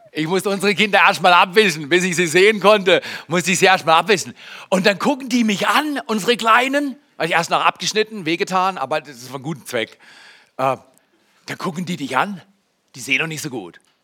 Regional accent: Germany; als Deutscher, ja, ich bin 30 Jahre verheiratet

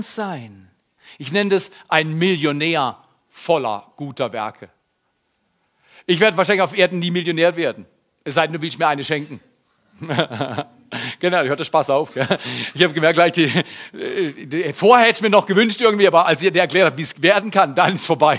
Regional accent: Baden-Württemberg, Germany; Ich bin aus Baden-Württemberg

